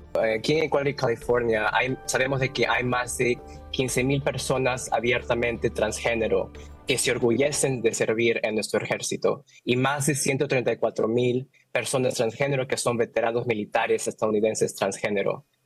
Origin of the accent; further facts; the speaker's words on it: Guapi, Cauca, Colombia; De aquí es de donde vengo yo, el municipio de Guapi en el Pacífico colombiano